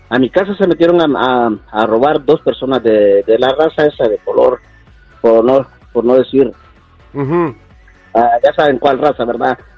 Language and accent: Spanish; Michoacán, Mexico; now in United States; Soy de México, de Michoacán.